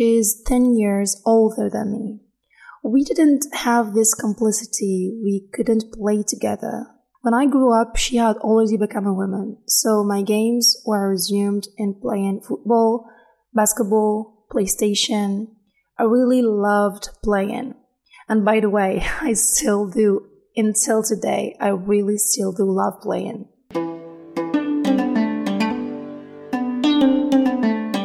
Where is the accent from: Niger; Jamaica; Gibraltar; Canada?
Niger; English is a second language; moved away as an adult; also born or lived in Niamey, Niger; now in Biskra, Algeria; I'm Nigerian. Niger, not Nigeria